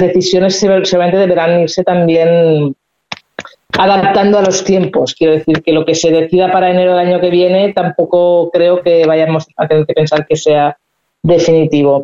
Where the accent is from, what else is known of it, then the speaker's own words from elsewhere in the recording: Spain; los que somos de España